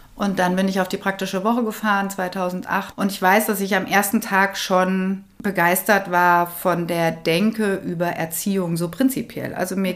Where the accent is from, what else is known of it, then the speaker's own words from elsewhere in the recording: Kronberg, Hesse, Germany; moved away as an adult; Ich bin hier auch im Taunus groß geworden. In Kronberg, da bin ich ja jetzt wieder